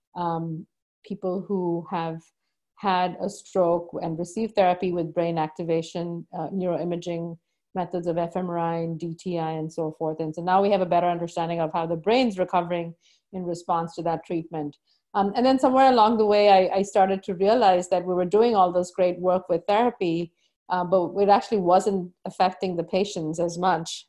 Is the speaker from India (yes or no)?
yes; India; moved away as an adult; now in United States; growing up in India